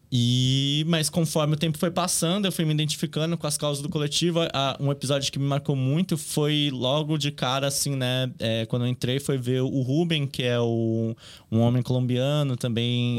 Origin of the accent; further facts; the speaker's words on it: São Paulo, Brazil; Eu cresci aqui no Bom Retiro, então. É toda a minha relação aqui no bairro vem desde pequenininho.